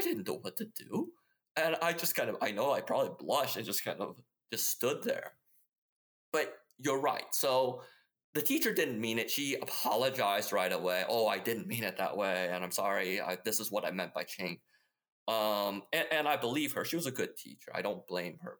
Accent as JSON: {"language": "English", "region": "Midwest", "country": "United States", "tie": "born or raised there", "also_born_or_lived": "Taiwan", "said": "So I grew up in the Midwest, uh, and so in many ways, sort of, I had a very typical Midwestern upbringing"}